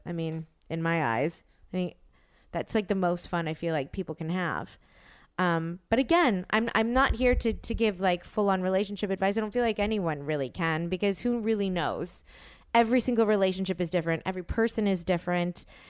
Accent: New Orleans, Louisiana, United States; now in Los Angeles, United States; my dad is from New Orleans and I'm from New Orleans

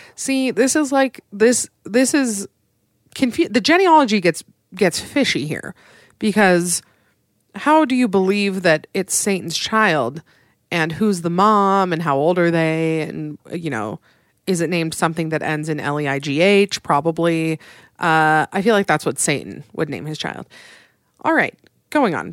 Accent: Utah, United States; my home state of Utah

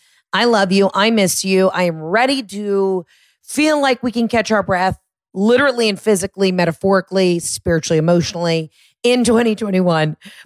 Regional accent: the South, United States; Because I'm from the South, we eat, sleep, and breathe Vera Bradley.

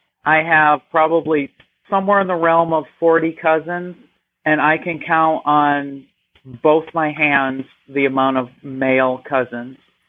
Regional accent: New York, United States; moved away as an adult; also born or lived in Alabama; I am originally from New York.

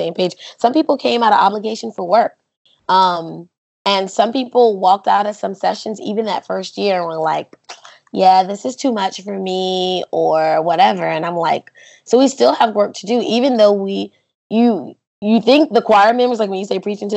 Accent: North Carolina, United States; I'm a student from North Carolina

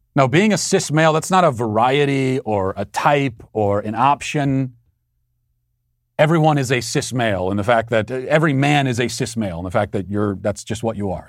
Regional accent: Baltimore, Maryland, United States; accent: Baltimore; my Baltimore accent

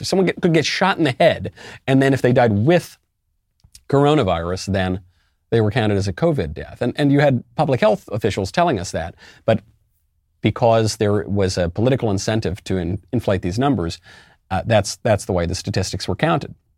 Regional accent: United States; as an American

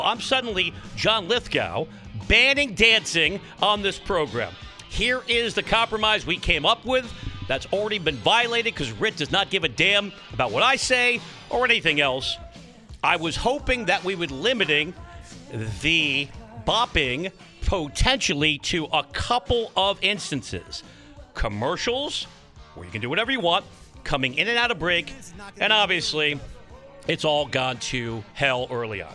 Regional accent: New York tri-state area, United States; my hometown? The New York tri-state area

